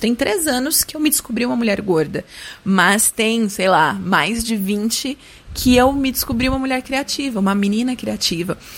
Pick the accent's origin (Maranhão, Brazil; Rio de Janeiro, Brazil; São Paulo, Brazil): São Paulo, Brazil; Guarulhos; sou de Guarulhos